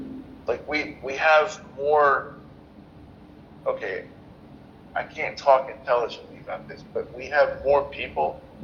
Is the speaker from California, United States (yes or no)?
no; Atlanta, Georgia, United States; So I've been looking at the census for my hometown.